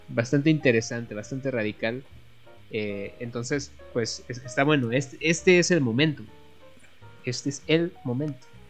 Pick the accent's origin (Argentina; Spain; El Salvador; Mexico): Mexico; nosotros como mexicanos tenemos todavía este festejo